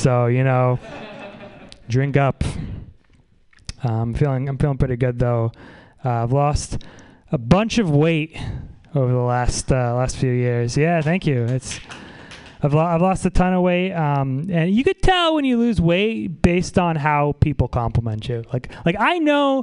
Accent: Saratoga Springs, New York, United States; now in San Francisco, United States; I'm from upstate New York, though. It's not real New York

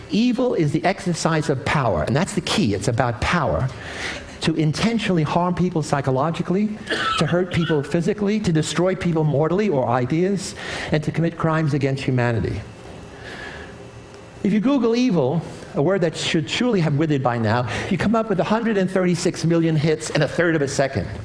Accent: New York, United States; When I was a kid growing up in the South Bronx, inner city ghetto in New York, I was surrounded by evil

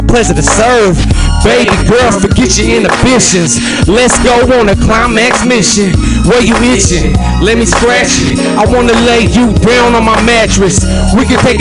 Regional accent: San Jose, California, United States; I'm from the Bay Area right here, so you know what I'm saying? I'm from San Jose

